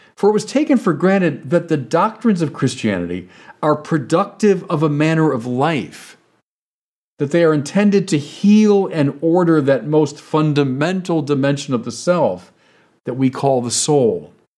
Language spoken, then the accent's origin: English; Chicago, Illinois, United States; I'm from Chicago